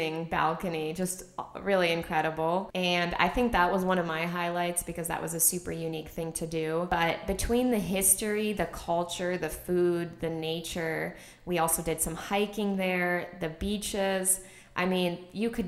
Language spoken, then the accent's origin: English; United States; as an American